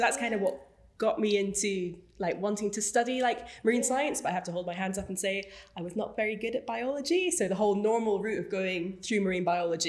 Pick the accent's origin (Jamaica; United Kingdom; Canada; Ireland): United Kingdom; Moray coast, Scotland; also born or lived in Aberdeen; I grew up on the Murray coast